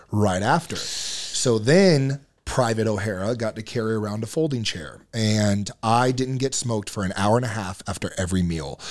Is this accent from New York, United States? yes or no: no; Marietta, Georgia, United States; moved away as an adult; now in Utah, United States; born and raised in Georgia, uh, Marietta, Georgia